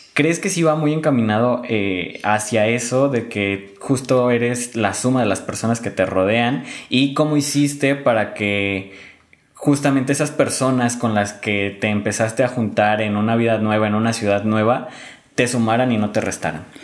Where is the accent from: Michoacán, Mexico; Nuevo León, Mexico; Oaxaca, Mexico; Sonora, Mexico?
Michoacán, Mexico; a town near Morelia; mi pueblo está a 30 minutos de aquí. Bueno, 40, 40, 50 minutos